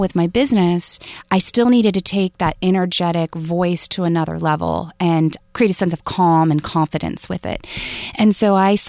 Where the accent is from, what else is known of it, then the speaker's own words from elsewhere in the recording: the South, United States; Plus, I'm from the South, so it can become nasally and a little high-pitched.